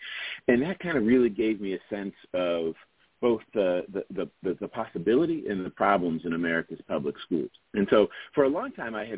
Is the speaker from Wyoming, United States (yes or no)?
no; Penn Hills, Pennsylvania, United States; moved away; also born or lived in Philadelphia; I grew up in an eastern suburb of Pittsburgh called Penn Hills. So it's a large area. It shares a border with the city. It's right to the city's east. And up until, you know, the 1940s, early 50s, it was really rolling farmland